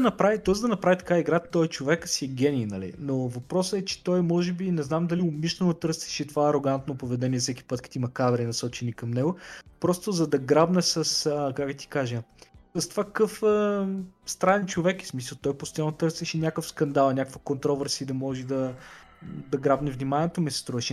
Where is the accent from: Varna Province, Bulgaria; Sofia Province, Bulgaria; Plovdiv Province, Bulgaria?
Plovdiv Province, Bulgaria; Plovdiv; moved away as an adult; also born or lived in London; аз съм от Пловдив